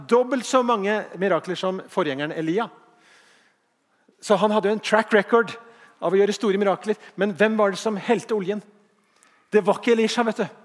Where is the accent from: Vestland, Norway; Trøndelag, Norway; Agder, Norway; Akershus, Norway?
Vestland, Norway; Bergen; Jeg var ikke ment sånn, jeg er bergenser sjøl.